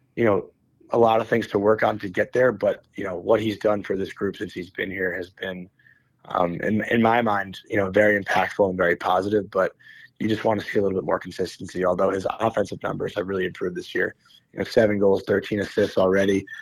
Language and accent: English; United States; an American who went to college